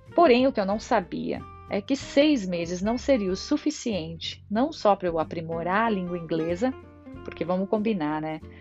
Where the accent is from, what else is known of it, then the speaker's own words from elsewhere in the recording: Brazil; moved away as an adult; now in Ireland; Eu saí do Brasil em 2012